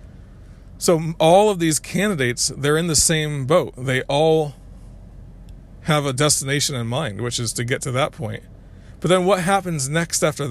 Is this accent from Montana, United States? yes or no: no; Connecticut, United States; I was growing up in Connecticut at the time